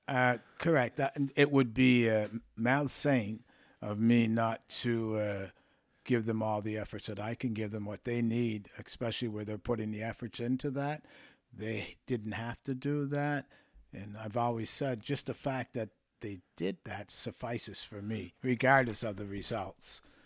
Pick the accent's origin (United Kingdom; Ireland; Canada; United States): Canada; Windsor, Nova Scotia; moved away; also born or lived in Toronto; I grew up there playing hockey with my friends and acquaintances